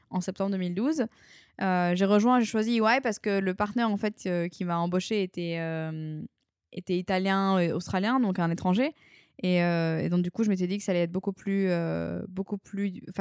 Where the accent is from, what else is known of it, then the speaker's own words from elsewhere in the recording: New Caledonia; moved away as an adult; je suis partie de la Nouvelle-Calédonie en France.